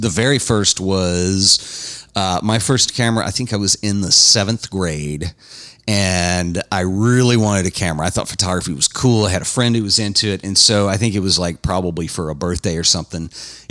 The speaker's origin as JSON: {"language": "English", "town": "Dallas", "region": "Texas", "country": "United States", "tie": "born or raised there", "moved": "as an adult", "lives_now": "Fort Worth, United States", "said": "I'm a Dallas guy originally. But let me tell you something about Dallas. I was born and raised in Dallas."}